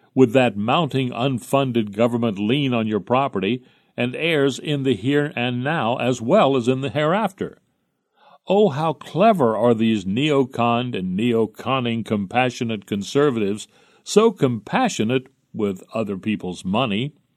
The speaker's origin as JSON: {"language": "English", "town": "Jersey City", "region": "New Jersey", "country": "United States", "tie": "born or raised there", "said": "in nineteen thirty when I was growing up in Jersey City"}